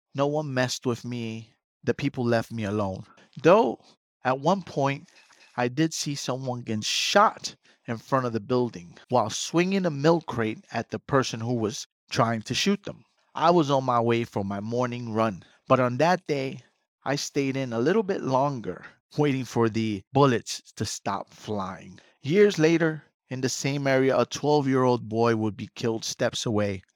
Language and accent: English; New York City, New York, United States; moved away as an adult; also born or lived in Brooklyn; now in Queens, New York, United States; I am from the Bronx